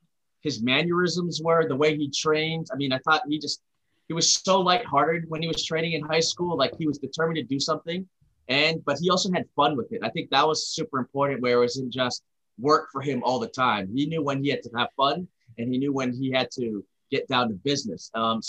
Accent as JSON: {"language": "English", "town": "Arcadia", "region": "California", "country": "United States", "tie": "born there", "also_born_or_lived": "Singapore", "said": "I happen to be born in Los Angeles, in Arcadia. So my parents worked for ExxonMobil. So I moved all over the world growing up. I lived part of my life in the United States. I lived a little bit in Singapore."}